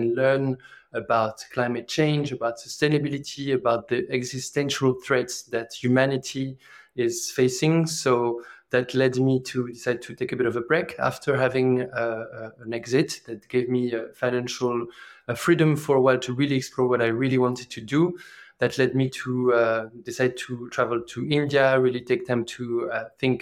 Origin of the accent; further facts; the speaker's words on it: France; accent: French; English is a second language; moved away as an adult; also born or lived in emerging markets / Africa; I am originally from France, as you can hear from the accent.